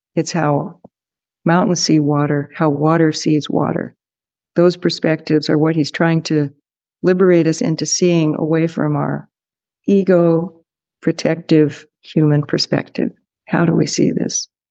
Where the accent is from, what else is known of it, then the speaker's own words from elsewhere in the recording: California, United States; from California